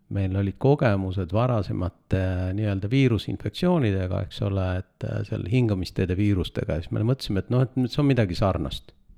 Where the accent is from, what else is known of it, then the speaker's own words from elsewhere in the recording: Estonia; sündisin Eestis ja Eestisse olen jäänud